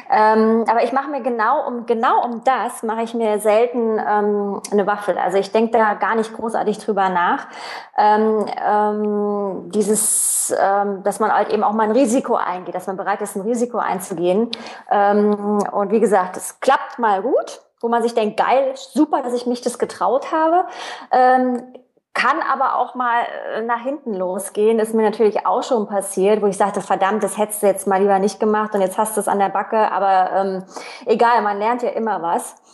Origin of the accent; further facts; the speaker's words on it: East Germany, Germany; klar, DDR-Kind, ich bin in der DDR aufgewachsen, Wende, ähm, dann Jugend in der, in, der, in der BRD dann, also im gemeinsamen Deutschland.